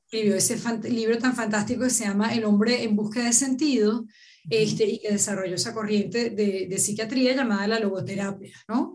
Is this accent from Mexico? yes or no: no; Venezuela; como venezolana que soy